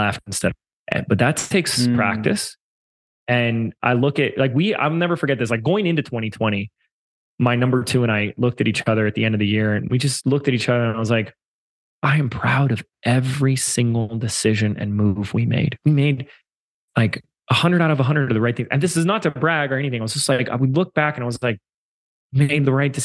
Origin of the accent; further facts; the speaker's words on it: Laguna Beach, California, United States; moved away; in my hometown of Laguna Beach before I moved